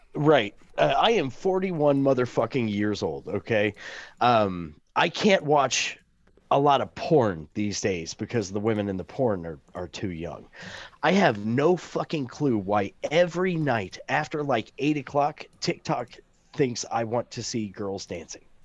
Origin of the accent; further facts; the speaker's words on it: the Ozarks, United States; I'm from the Ozarks.